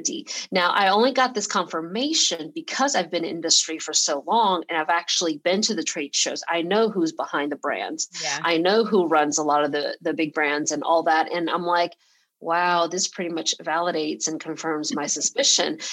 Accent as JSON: {"language": "English", "town": "Atlanta", "region": "Georgia", "country": "United States", "tie": "born or raised there", "also_born_or_lived": "Taiwan", "second_language": "English", "moved": "yes", "lives_now": "San Francisco, United States", "said": "I was born in Taiwan and my whole family immigrated to Atlanta, to Georgia um, when I was six years old. So English was not my first language. And I grew up in Georgia"}